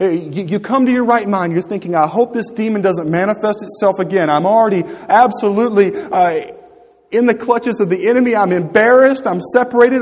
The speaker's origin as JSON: {"language": "English", "country": "United States", "said": "I'm an American"}